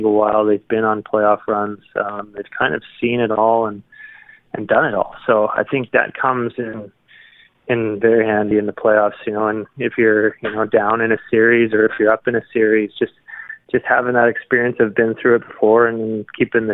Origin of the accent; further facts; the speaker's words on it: Canada; me being Canadian